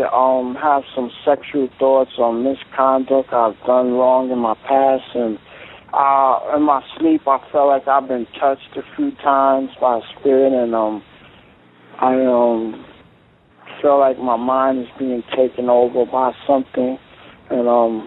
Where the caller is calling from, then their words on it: Phoenix, Arizona, United States; I'm calling from Phoenix, Arizona.